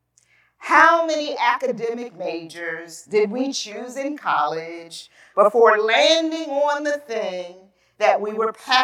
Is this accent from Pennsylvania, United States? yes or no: yes; Philadelphia, Pennsylvania, United States; moved away as an adult; now in West Chester, United States; I grew up in Philadelphia